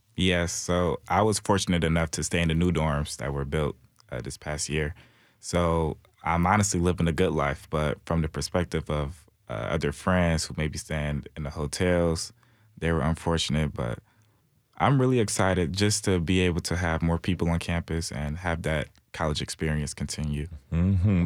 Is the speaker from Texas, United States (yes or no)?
no; Detroit, Michigan, United States; moved away as an adult; now in Nashville, United States; I'm from Detroit, Michigan